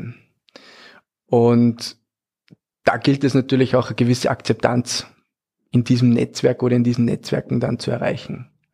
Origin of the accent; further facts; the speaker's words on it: Austria; als Österreicher